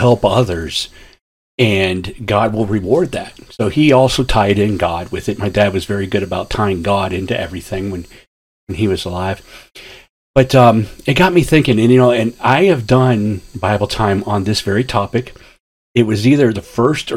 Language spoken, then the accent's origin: English; Ashtabula, Ohio, United States; I grew up in Ashtabula, Ohio, up on Lake Erie, in the very top northeast corner of Ohio